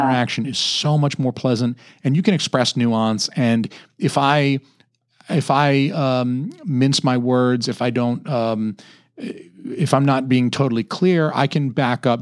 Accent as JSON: {"language": "English", "town": "Atlanta", "region": "Georgia", "country": "United States", "said": "I'm from Atlanta. I'm from Georgia"}